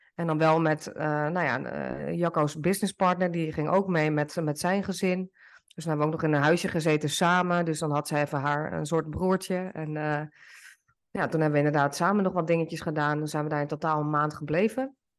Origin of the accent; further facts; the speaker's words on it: Netherlands; moved away as an adult; now in Portugal; zoals wij dat ook doen in Nederland